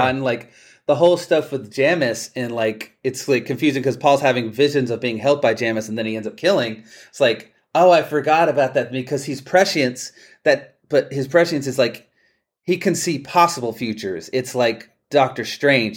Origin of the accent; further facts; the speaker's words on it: Palestine, Texas, United States; my hometown of Palestine, Texas